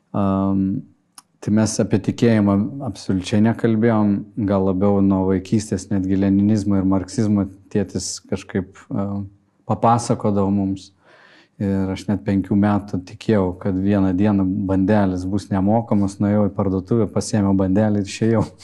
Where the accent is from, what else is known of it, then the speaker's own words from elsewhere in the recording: Kretinga, Klaipėda County, Lithuania; Aš užaugau Kretingoje